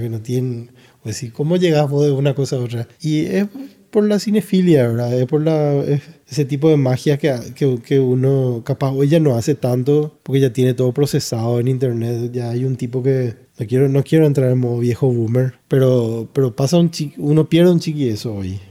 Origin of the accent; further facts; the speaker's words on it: Ciudad del Este, Alto Paraná, Paraguay; yo me crié, yo tuve mi infancia en Ciudad del Este